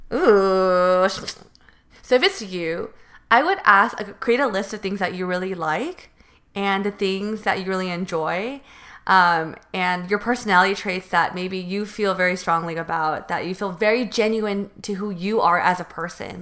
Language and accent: English; Northern California, United States; moved away as an adult; now in Los Angeles, United States; I did choose a college in Southern California when I'm from North NorCal.